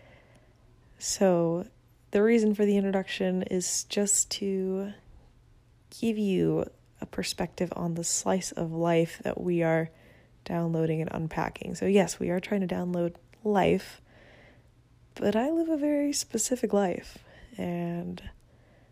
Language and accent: English; Venezuela; English is a second language; now in United States; I'm not from this country. I'm from Venezuela. I'm recording this in the US.